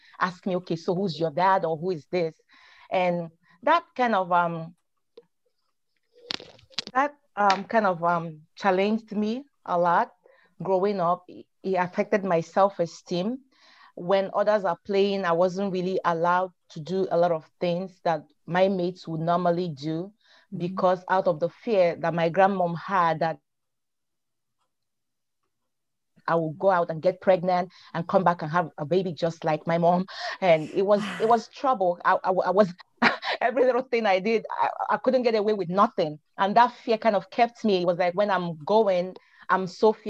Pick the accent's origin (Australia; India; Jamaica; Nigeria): Nigeria; moved away; I am originally from Nigeria, West Africa